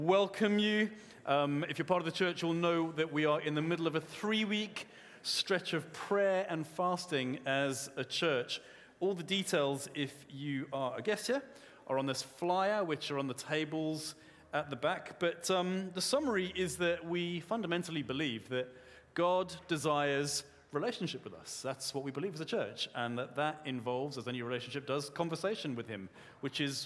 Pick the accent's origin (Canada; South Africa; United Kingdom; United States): South Africa; I'm a South African man